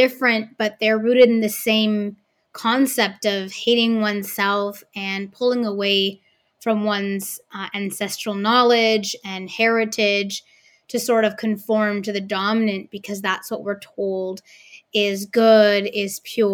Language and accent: English; Vancouver, British Columbia, Canada; I was often the only person of color growing up in Vancouver on the stage in my age group